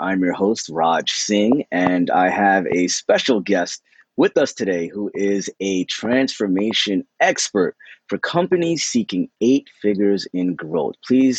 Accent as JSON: {"language": "English", "region": "New Jersey", "country": "United States", "said": "We're all East Coasters. I'm from New Jersey."}